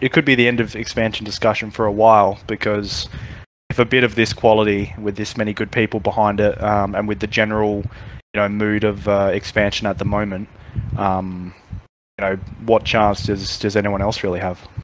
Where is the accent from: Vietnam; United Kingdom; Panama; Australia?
Australia; growing up in Australia